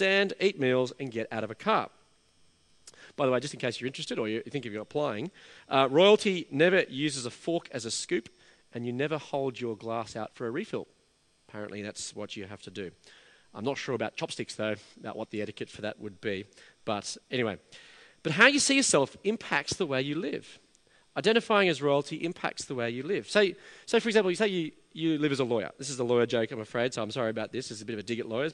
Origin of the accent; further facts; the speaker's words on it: Australia; also born or lived in England; I was an Australian living in England. My difference was rooted in my identity as being Australian